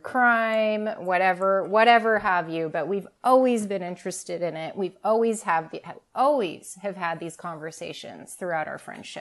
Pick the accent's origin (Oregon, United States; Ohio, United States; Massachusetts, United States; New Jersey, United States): Oregon, United States; Southern; born and raised in Southern Oregon, and I've lived here my whole life